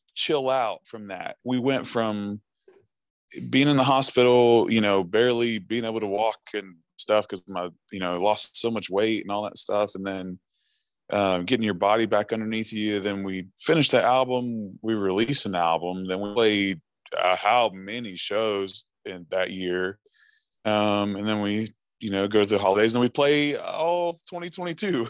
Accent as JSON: {"language": "English", "town": "Chesapeake", "region": "Ohio", "country": "United States", "also_born_or_lived": "Huntington, West Virginia", "said": "I'm actually from Chesapeake, Ohio"}